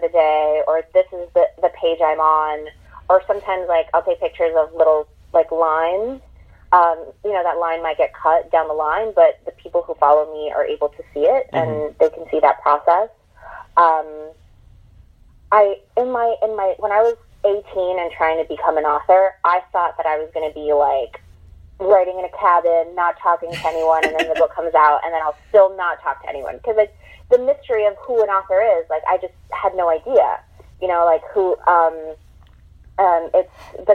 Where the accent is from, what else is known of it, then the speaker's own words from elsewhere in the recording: New York City, New York, United States; I'm from Queens